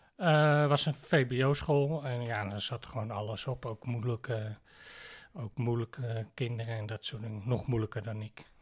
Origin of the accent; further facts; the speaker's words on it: Heemstede, North Holland, Netherlands; geboren en getogen in Heemstede